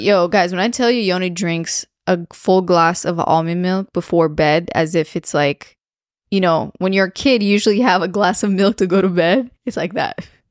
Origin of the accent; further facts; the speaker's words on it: Romania; moved away; growing up in Romania